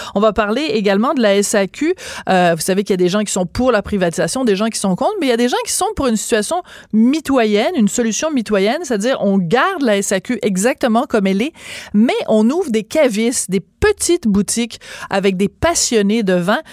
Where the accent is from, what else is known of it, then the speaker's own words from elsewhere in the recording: Bordeaux, Nouvelle-Aquitaine, France; moved away; je suis née à Bordeaux, euh, en France